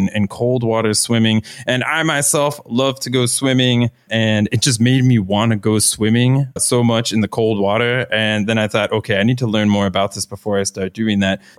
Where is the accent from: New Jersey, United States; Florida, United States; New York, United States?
Florida, United States; moved away; I'm from Florida originally. So my, growing up outdoor experience is very much in this always fair weather swimming conditions